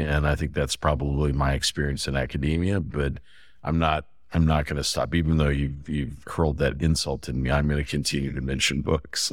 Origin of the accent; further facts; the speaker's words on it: Fresno, California, United States; I grew up in California. I, I grew up in a place called Fresno, outside of Fresno